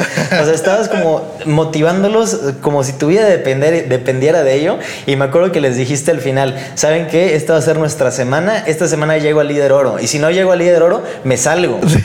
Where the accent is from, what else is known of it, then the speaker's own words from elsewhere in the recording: Tampico, Tamaulipas, Mexico; yo vengo de Tampico, Tamaulipas